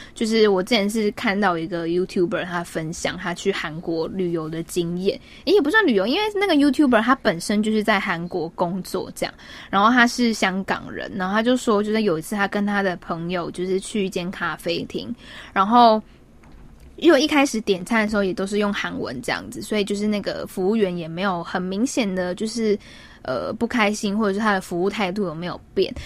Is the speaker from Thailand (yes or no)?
no; Taiwan; moved away; 其实我是从台湾来的，并不是从 China来的